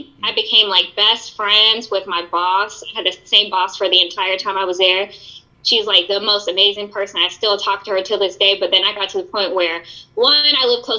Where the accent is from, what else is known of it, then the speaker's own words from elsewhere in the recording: Charlotte, North Carolina, United States; also born or lived in California; I was born in California, but I only lived there for 2 years before I moved to Charlotte. So I was really raised in North Carolina. Went to all my elementary school, middle school, high school was all in Charlotte